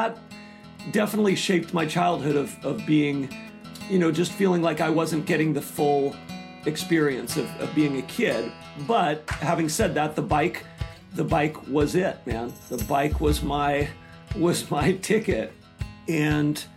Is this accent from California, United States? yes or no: yes; Glen Ellen, California, United States; I was born in Northern California in Glen Ellen